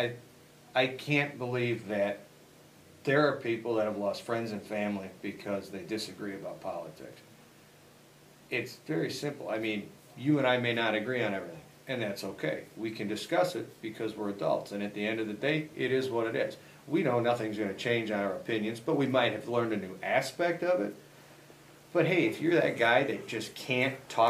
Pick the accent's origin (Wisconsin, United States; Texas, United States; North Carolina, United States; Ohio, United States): Wisconsin, United States; Fond du Lac; now in Elburn, United States; Fond du Lac, Wisconsin, the majority of my life was spent there